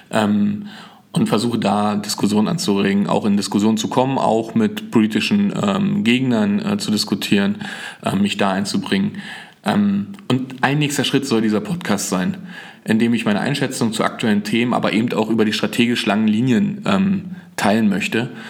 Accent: Frankfurt, Brandenburg, Germany; born there; Ich bin äh, 1981 in Frankfurt-Oder äh, geboren, habe also als Kind äh, den Mauerfall und die Wende mitbekommen.

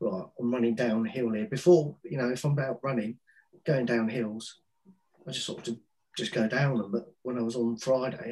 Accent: Wales, United Kingdom; moved away; also born or lived in Fulham / Bury; I'm Welsh

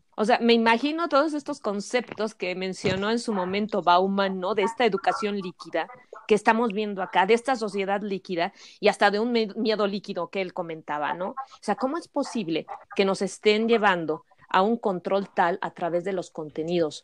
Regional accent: Mexico; nosotros contamos como sociedad mexicana

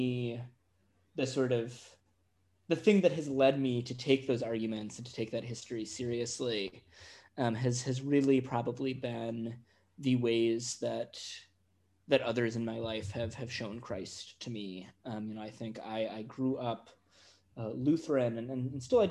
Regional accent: Chicago, Illinois, United States; I grew up in the Chicago area, so in the sort of Midwestern United States.

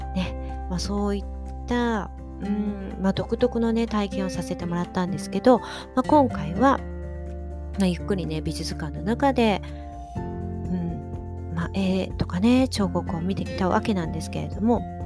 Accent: Shiga, Japan; moved away; 私の実家にある滋賀の方

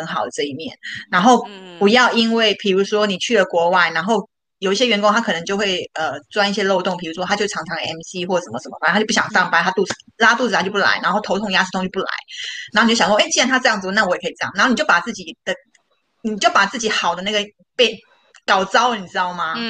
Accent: Taiwan; 哎，我跟你讲，台湾好的一点就是我们台湾人真的超有 idea 的，

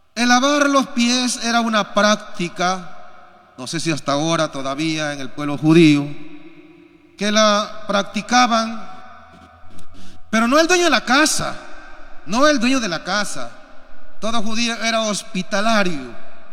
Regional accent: Peru; Y nosotros también como peruanos

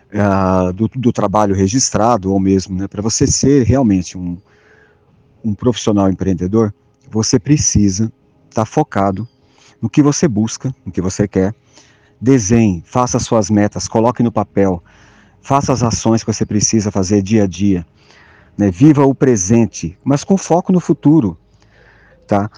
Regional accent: interior of São Paulo, Brazil; Eu, eu sou do interior de São Paulo, nasci numa cidade muito pequena, 12 mil habitantes

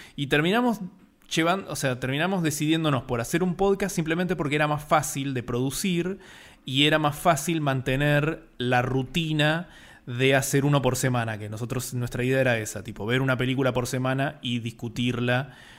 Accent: Buenos Aires, Argentina; argentino, porteño, como les decimos acá a los que son de Buenos Aires

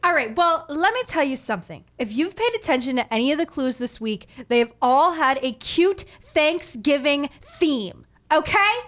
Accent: Maine, United States; born and raised.

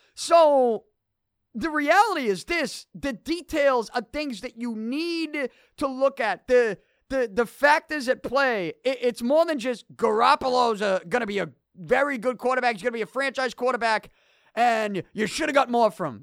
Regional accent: Boston, Massachusetts, United States; I'm from Boston. I love this city. I'm born and raised here

